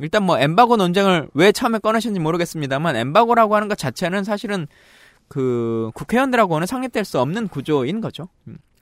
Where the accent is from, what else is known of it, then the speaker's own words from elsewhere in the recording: Yeosu, South Jeolla, South Korea; also born or lived in Suncheon; 태생은 여수에서 태어났는데요.